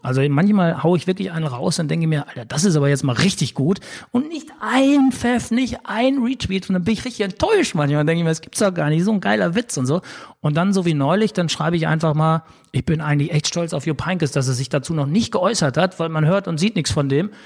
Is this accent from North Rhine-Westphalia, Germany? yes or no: yes; Sauerland, North Rhine-Westphalia, Germany; now in Hamburg, Germany; ich sage immer so als Sauerländer Junge